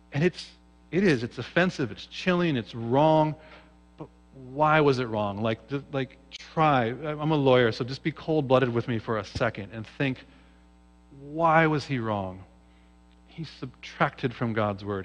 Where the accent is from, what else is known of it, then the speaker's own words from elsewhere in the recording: Seattle, Washington, United States; I grew up in Seattle, Washington.